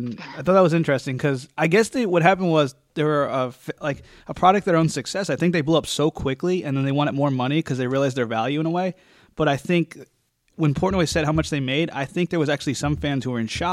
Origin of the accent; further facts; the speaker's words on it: New Jersey, United States; we're both from Jersey